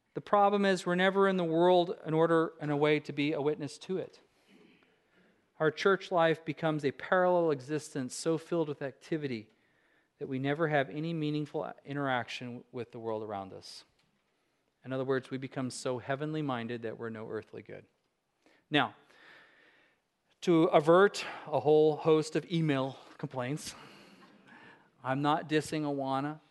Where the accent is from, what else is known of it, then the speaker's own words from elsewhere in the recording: Alaska, United States; I said I was from Alaska